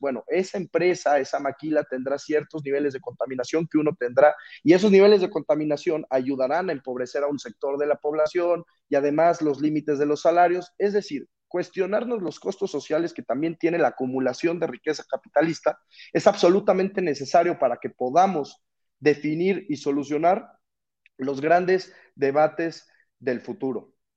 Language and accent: Spanish; Mexico; nuestro país